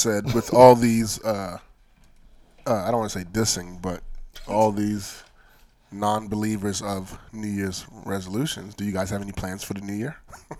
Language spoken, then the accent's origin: English; Nigeria; being a Nigerian man